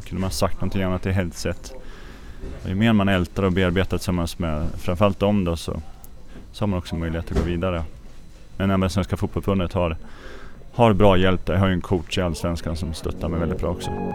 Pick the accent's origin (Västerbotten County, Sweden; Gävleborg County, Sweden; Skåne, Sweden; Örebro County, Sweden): Örebro County, Sweden; Örebro; hemma i Örebro